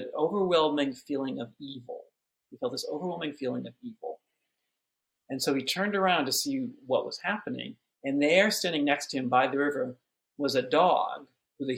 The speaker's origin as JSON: {"language": "English", "town": "Haverhill", "region": "Massachusetts", "country": "United States", "tie": "born or raised there", "said": "I grew up in Haverhill, Massachusetts."}